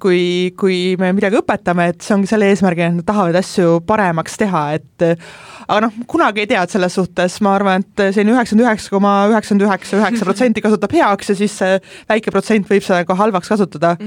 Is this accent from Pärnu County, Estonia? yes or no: yes; Pärnu County, Estonia; now in Tallinn, Estonia; ma ise olen üldse Pärnumaalt pärit